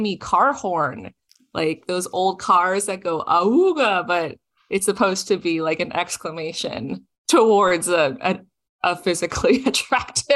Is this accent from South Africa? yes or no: no; Toronto, Ontario, Canada; my own life growing up in Toronto, Canada